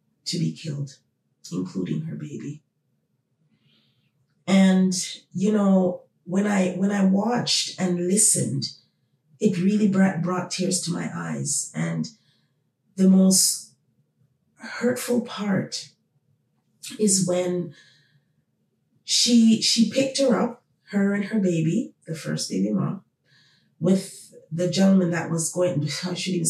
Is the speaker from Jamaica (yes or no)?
yes; Jamaica; now in Toronto, Canada; my home country, Jamaica